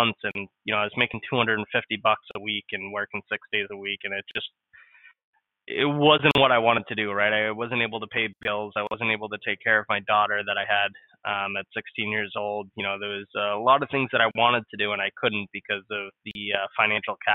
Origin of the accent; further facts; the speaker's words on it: New England, United States; I was born and raised in New England.